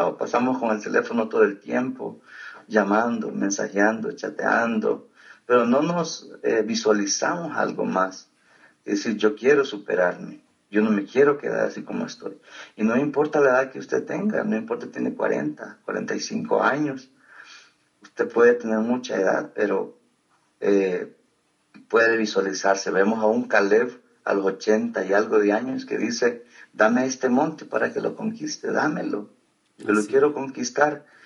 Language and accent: Spanish; El Salvador; moved away; also born or lived in Costa Rica; soy de Salvador, nací en el año 83